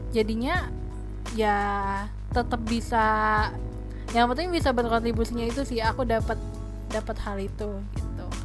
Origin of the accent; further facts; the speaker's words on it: Banten, Indonesia; karena kan aku tuh asli Banten tapi aku jarang banget liburan ke